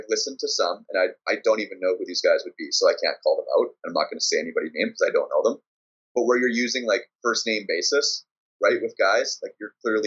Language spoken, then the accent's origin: English; Winnipeg, Manitoba, Canada; We're from Winnipeg